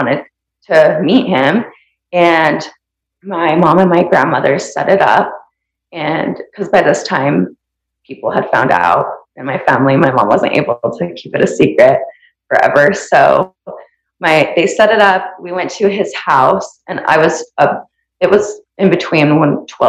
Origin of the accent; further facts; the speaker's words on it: Santaquin, Utah, United States; where I grew up in Santa Quin